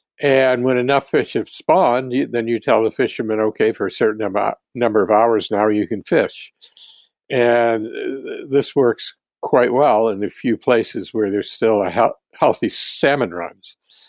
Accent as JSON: {"language": "English", "region": "New England", "country": "United States", "said": "Yeah. Well, I'm from New England."}